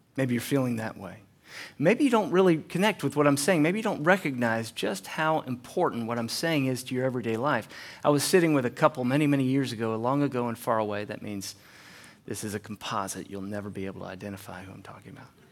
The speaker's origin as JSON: {"language": "English", "country": "United States", "also_born_or_lived": "Chattanooga", "moved": "yes", "said": "I'm from North Carolina, East Tennessee area"}